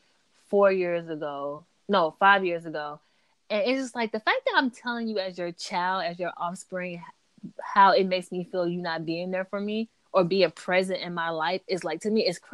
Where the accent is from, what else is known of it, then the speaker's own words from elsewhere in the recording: the South, United States; I'm from the South